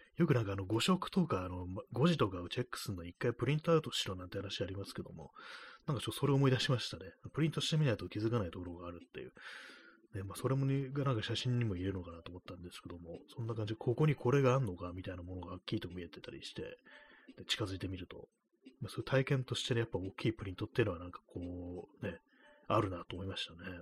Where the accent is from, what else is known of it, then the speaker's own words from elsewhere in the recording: Tokyo, Japan; 東京出身のこう人間